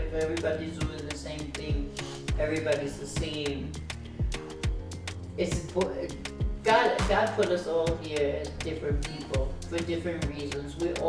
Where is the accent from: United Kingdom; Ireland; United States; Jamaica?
Jamaica; but you're black and I'm Jamaican.